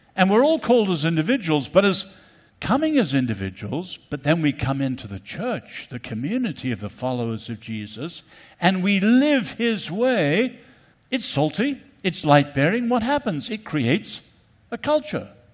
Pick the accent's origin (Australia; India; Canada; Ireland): Ireland; also born or lived in China; coming from Ireland